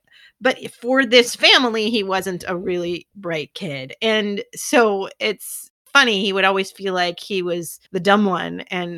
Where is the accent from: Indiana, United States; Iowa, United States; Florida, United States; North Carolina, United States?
Iowa, United States; I'm from Iowa.